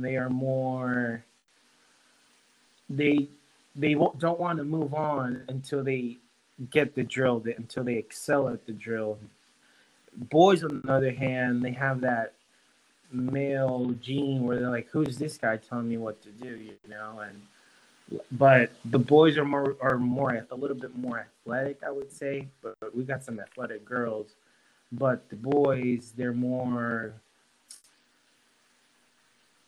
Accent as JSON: {"language": "English", "country": "Honduras", "tie": "born or raised there", "moved": "as an adult", "said": "growing up in Honduras"}